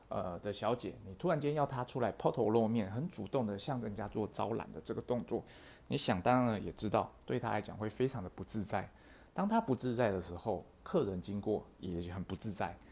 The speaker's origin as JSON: {"language": "Chinese", "country": "Taiwan", "said": "我们台湾人"}